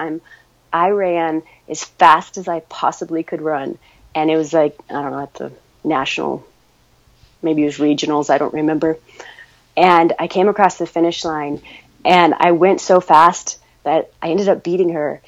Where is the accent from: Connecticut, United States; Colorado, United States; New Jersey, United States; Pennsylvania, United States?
Colorado, United States; Ouray; I grew up in Ouray, Colorado, so I was just surrounded by the mountains